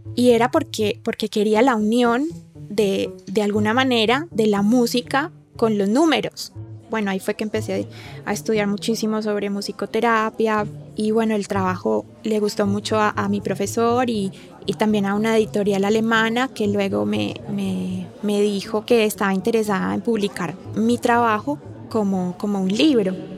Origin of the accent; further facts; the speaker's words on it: Colombia; yo soy de Colombia